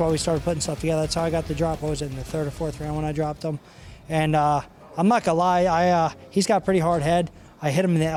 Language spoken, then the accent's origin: English; Pottstown, Pennsylvania, United States; M&M Automotive, Lubin Automotive in Pottstown. They're from my hometown